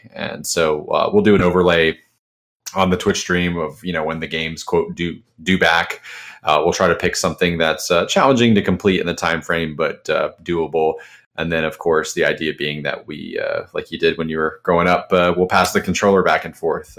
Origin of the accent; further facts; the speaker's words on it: Jacksonville, Florida, United States; from Jacksonville, Florida.